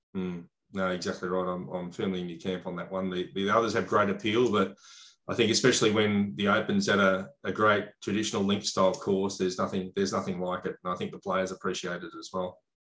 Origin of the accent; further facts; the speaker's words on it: Australia; as an Australian